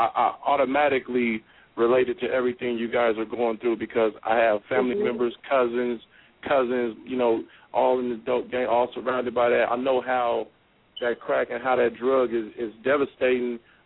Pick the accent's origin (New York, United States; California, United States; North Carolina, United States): California, United States; Oakland; I grew up in East Oakland, 98th and Bancroft, when they used to call Sunnyside Park.